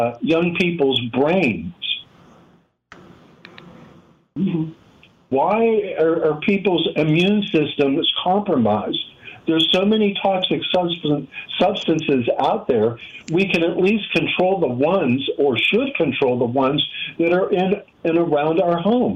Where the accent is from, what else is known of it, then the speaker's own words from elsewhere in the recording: Pittsburgh, Pennsylvania, United States; I grew up in Pittsburgh, Pennsylvania